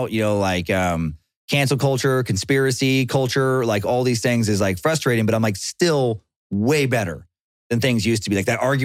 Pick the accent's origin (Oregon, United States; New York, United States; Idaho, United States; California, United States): Idaho, United States; growing up in Idaho